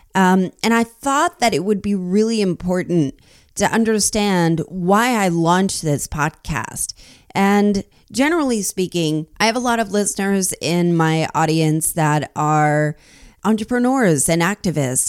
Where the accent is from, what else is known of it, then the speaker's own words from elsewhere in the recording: New Jersey, United States; I grew up in New Jersey too